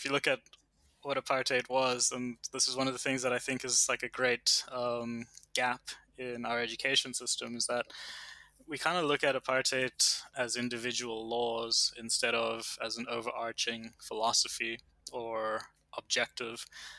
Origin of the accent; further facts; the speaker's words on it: Canada; born there; the fact that I was born in Canada is a direct, it's a direct impact of apartheid.